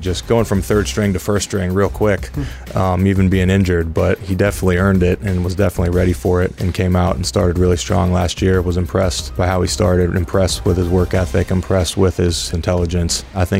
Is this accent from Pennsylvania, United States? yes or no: yes; Pennsylvania, United States; And I'm in my home state. I love that. Not too far from where I went to school up at Penn State.